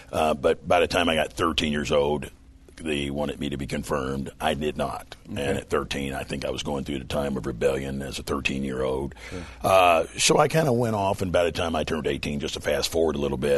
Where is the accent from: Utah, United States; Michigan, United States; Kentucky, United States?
Kentucky, United States; Louisville; moved away as an adult; also born or lived in Indianapolis, Indiana; The Louisville is where I'm originally okay. from. I grew up somewhat in Indianapolis, back and forth, but family up there. But Louisville was where I was born, reared up more.